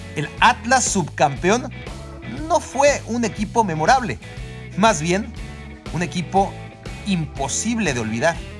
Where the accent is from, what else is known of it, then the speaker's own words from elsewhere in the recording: Mexico; el resto de los aficionados al fútbol en México